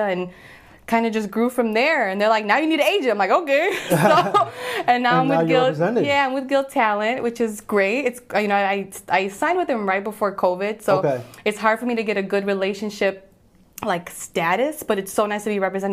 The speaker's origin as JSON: {"language": "English", "country": "Puerto Rico", "said": "I'm Puerto Rican, so my voice, my accent, just the way that I naturally talk"}